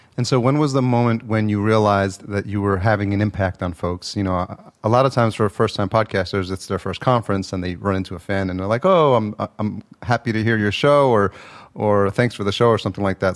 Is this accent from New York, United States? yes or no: yes; Yonkers, New York, United States; moved away as an adult; also born or lived in El Salvador; now in Los Angeles, United States; I was born in El Salvador, but I was raised, I, at a year old, I came to Yonkers